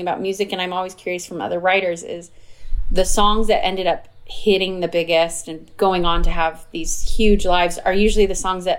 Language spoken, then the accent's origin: English; Arizona, United States; I grew up in Arizona